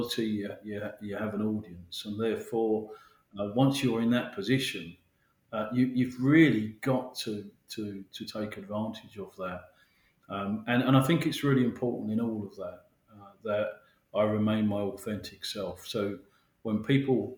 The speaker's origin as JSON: {"language": "English", "town": "Mitcham", "region": "London", "country": "United Kingdom", "tie": "born or raised there", "said": "I live in London and I'm you know, born and bred South London. I'm very proud of that. I'm from Mitcham"}